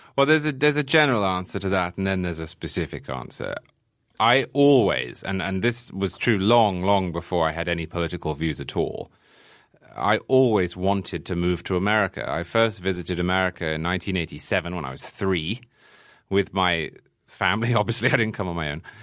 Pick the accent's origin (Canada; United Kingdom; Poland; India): United Kingdom; England; born or raised there; moved away as an adult; now in New York, United States